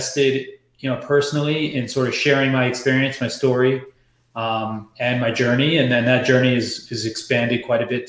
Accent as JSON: {"language": "English", "region": "New York", "country": "United States", "tie": "born or raised there", "also_born_or_lived": "San Francisco", "moved": "yes", "said": "I'm born and raised in New York, and I'm the first generation son of, two Guyanese immigrants that came here"}